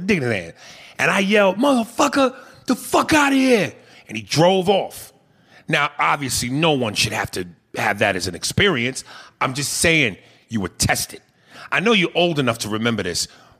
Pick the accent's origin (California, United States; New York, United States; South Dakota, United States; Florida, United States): New York, United States; Growing up in New York as a kid, that gave you stripes.